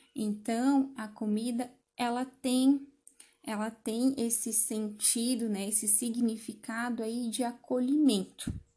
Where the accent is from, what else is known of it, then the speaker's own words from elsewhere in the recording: Brazil; Isso nos identifica como brasileiros